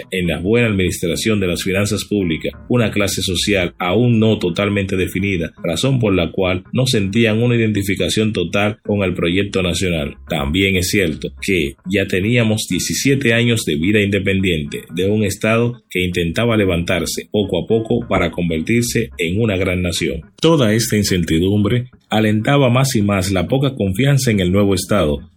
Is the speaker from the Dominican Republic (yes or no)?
yes; Dominican Republic; lo que somos hoy como República Dominicana, como nación